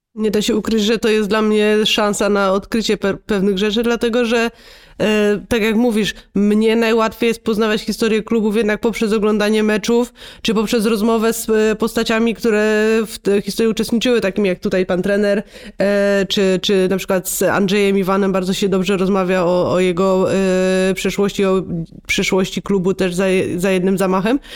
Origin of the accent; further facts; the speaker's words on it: Silesian Voivodeship, Poland; ja też jestem ze Śląska